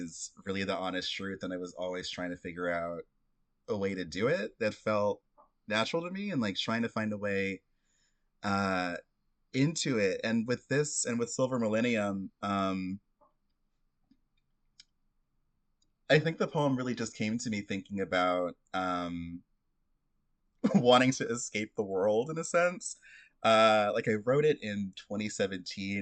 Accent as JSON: {"language": "English", "region": "Florida", "country": "United States", "tie": "born or raised there", "said": "I was like a Black queer kid growing up in Florida"}